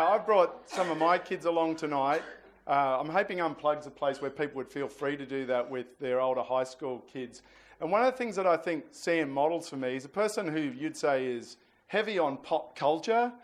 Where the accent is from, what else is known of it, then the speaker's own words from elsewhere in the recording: New South Wales, Australia; I'm from New South Wales